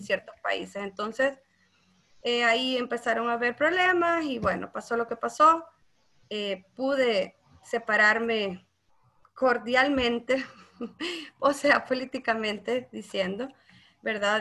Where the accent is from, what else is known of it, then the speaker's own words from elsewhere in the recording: Santa Ana, El Salvador; yo soy de Santa Ana, eh, mi pueblo natal